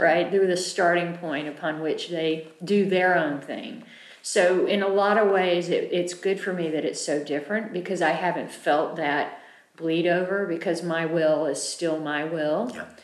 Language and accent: English; United States; I'm an American